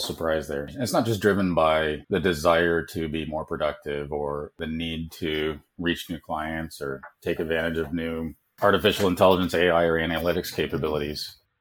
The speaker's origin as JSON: {"language": "English", "country": "Canada", "tie": "born or raised there", "also_born_or_lived": "United States / South Africa", "moved": "yes", "said": "growing up in Canada"}